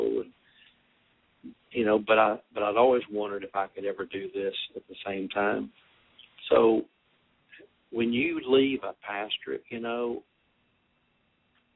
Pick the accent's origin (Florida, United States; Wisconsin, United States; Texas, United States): Texas, United States; Austin; also born or lived in Fort Worth, Texas; now in West Monroe, United States; I'm a Texan. I'm from Austin